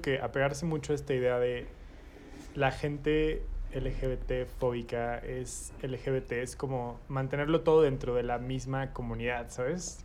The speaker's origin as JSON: {"language": "Spanish", "country": "Mexico", "tie": "born or raised there", "said": "nacimos y crecimos en México"}